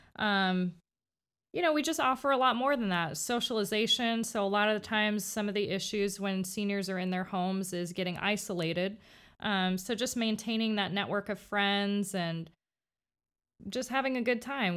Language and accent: English; Miami, Florida, United States; moved away as an adult; now in Winter Haven, United States; I'm from Miami, um, so I've been in Winter Haven for about, I think it's ten years now